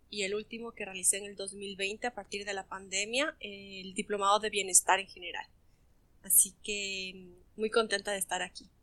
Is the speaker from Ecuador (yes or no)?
yes; Ecuador; now in France; estoy viviendo en Francia, soy de Ecuador